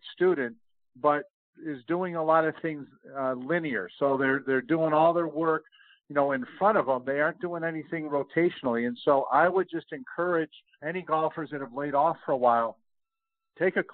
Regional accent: Rochester, New York, United States; moved away; I grew up in Rochester, New York

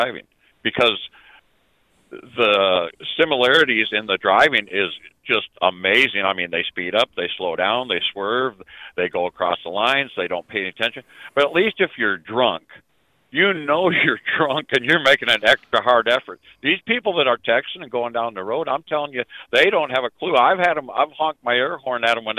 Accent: Minnesota, United States; I am from Minnesota

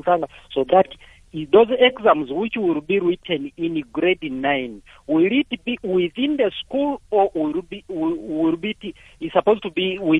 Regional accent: Uganda; now in Mpumalanga, South Africa; I wanted to talk on my background, all the way we started in my country, in Uganda.

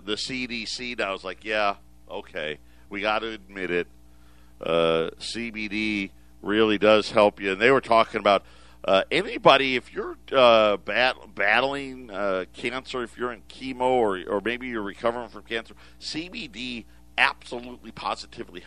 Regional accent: Syracuse, New York, United States; moved away; I grew up in Syracuse

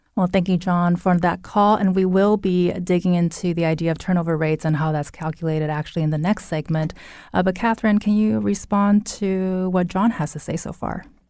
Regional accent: near the Inland Empire, California, United States; now in Connecticut, United States; that's very close to my hometown

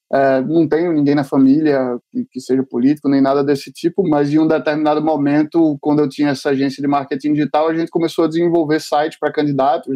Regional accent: Recife, Pernambuco, Brazil; eu como sou recifense e adoro, conheço bastante local

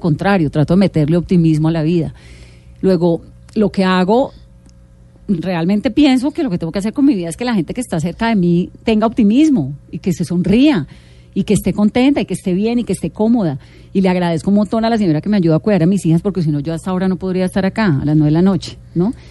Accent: Pacific region, Colombia; Soy del Pacífico.

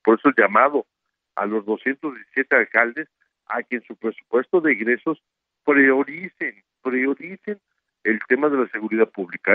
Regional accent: Puebla, Mexico; soy un poblano más

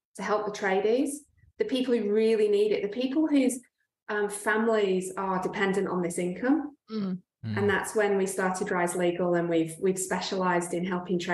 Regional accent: England, United Kingdom; now in Australia; so I am from England. Like you can probably tell from my accent.

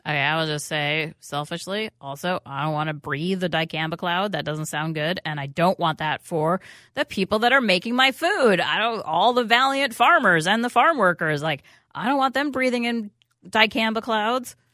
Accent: New York City, New York, United States; moved away; I grew up in New York City

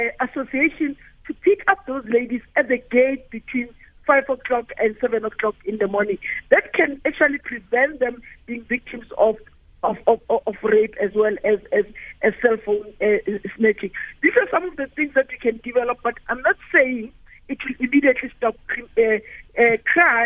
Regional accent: Johannesburg, Gauteng, South Africa; I'm from Alex

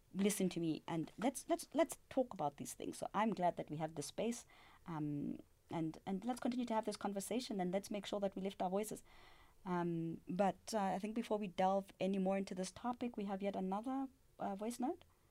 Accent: South Africa; We, as South African citizens, we as Africans

